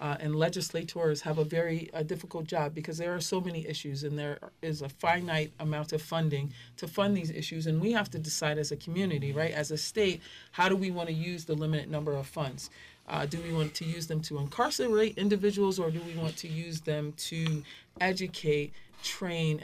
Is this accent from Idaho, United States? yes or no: no; Hartford, Connecticut, United States; I was born and raised in Hartford